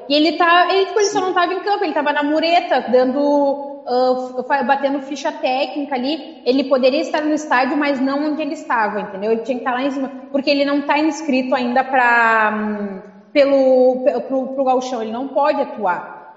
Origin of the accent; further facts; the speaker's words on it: Rio Grande do Sul, Brazil; Porque, como é gaúcho, vamos falar pila, né, gente?